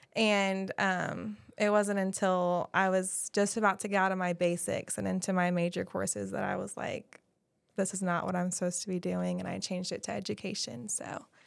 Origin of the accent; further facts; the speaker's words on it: Guthrie, Oklahoma, United States; I grew up in Guthrie, so I went to all the other schools